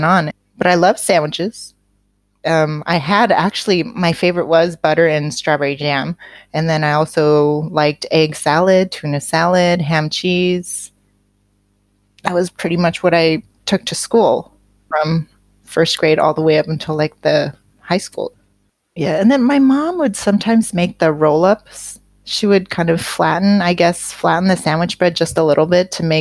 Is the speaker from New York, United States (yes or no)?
no; Seattle, Washington, United States; I grew up in Seattle